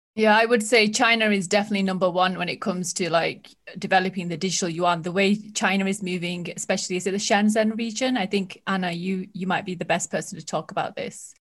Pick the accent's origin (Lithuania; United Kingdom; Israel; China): United Kingdom; I'm speaking as a Brit